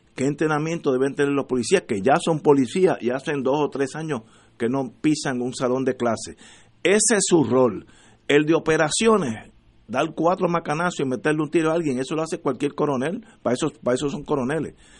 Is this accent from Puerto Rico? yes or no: yes; Puerto Rico; todos los que somos puertorriqueños